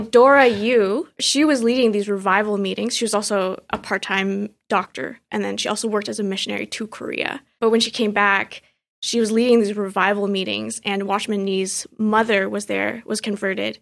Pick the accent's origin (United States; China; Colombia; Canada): Canada; Richmond Hill, Ontario; also born or lived in Vancouver / Montreal; I grew up in Richmond Hill in the nineties and early two thousands, just deep into the Chinese community